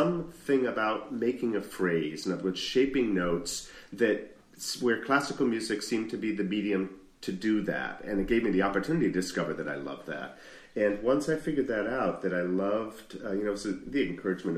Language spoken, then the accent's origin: English; Sudbury, Massachusetts, United States; moved away as an adult; also born or lived in Boston, Massachusetts; I was born in Boston Lying-In Hospital, in Boston proper. It's a hospital that doesn't exist anymore. I apparently broke the mold. And then moved out to Sudbury, Massachusetts, where I spent my whole formative years